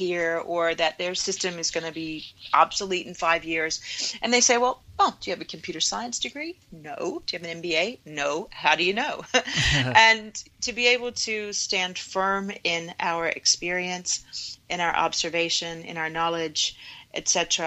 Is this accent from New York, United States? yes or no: no; Virginia, United States; as a child growing up in Virginia